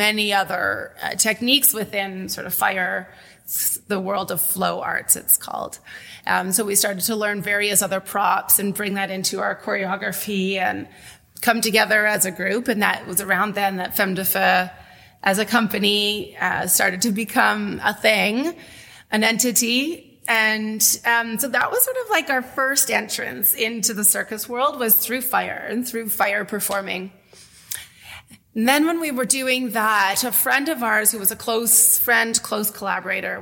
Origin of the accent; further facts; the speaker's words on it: Winnipeg, Manitoba, Canada; moved away as an adult; also born or lived in Toronto; now in Welland, Canada; I'm from Winnipeg originally. My family's from there. I grew up there.